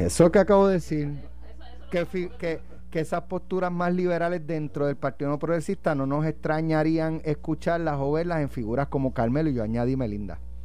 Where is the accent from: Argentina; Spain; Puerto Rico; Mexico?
Puerto Rico; Jayuya; also born or lived in Utuado; Yo soy de Jayuya, pero yo nací en Utuado.